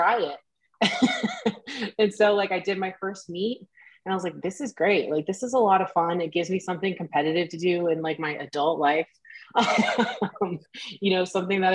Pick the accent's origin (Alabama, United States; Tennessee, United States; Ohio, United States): Ohio, United States; I grew up in Ohio. I grew up on a farm.